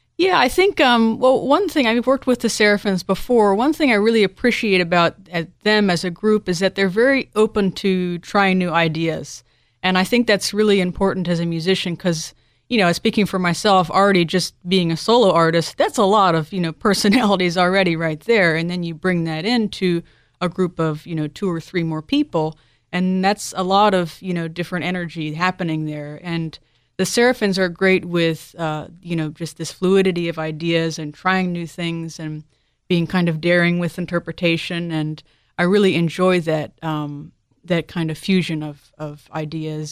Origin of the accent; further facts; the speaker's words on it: Delaware, United States; I was born in Delaware